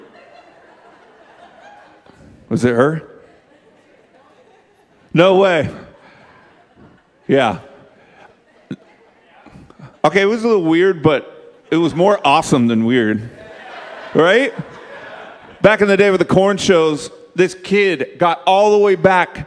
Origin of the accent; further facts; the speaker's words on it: Bakersfield, California, United States; I grew up in Bakersfield, California, the home of Hee Haw